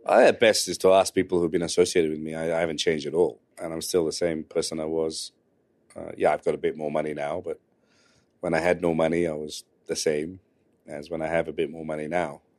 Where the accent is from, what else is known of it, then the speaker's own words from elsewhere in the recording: London, United Kingdom; I grew up in West London